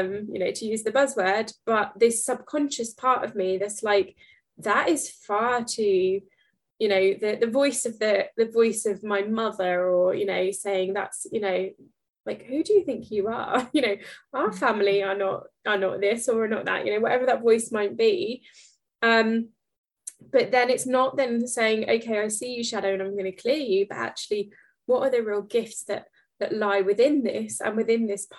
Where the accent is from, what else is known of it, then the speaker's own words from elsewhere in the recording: Norfolk, East of England, United Kingdom; accent: Norfolk; my Norfolk accent